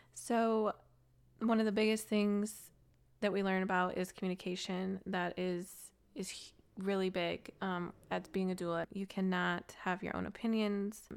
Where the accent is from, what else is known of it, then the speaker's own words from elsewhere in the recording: Colorado, United States; also born or lived in Gilbert, Arizona; now in Nashville, United States; I grew up in the city